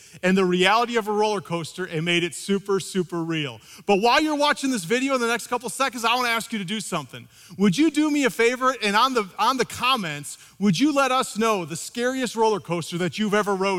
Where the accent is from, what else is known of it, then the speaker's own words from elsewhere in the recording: Midwest, United States; I grew up in the Midwest